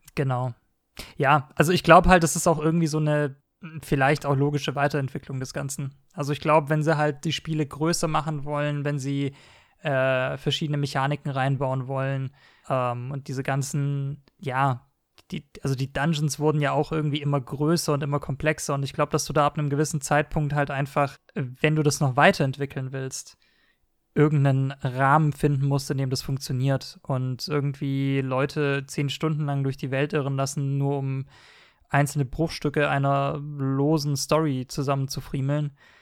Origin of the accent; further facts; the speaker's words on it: Stuttgart, Baden-Württemberg, Germany; ich, bin ja Stuttgarter